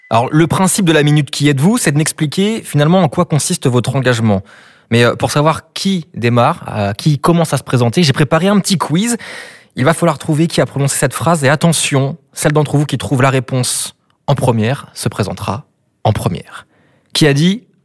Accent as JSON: {"language": "French", "country": "United Kingdom", "accent": "English", "second_language": "French", "said": "Je le dis bien parce que mon accent anglais."}